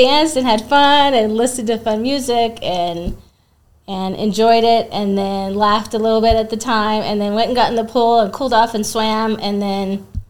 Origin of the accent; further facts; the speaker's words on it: Albuquerque, New Mexico, United States; I was born here in Albuquerque. Really? Okay. Born and raised. And I hate to say it, I do not know any Spanish.